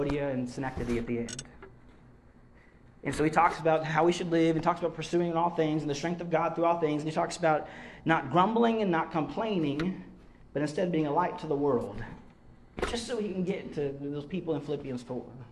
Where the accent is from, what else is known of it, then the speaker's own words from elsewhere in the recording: the South, United States; I grew up in the South end of the country